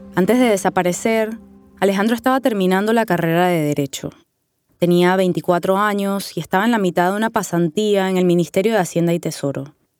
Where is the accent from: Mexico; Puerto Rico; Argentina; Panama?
Panama; Panama City; born or raised there